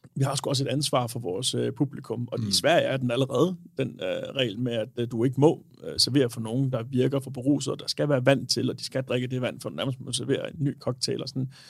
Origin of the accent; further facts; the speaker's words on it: Denmark; also born or lived in Aarhus; vi danskere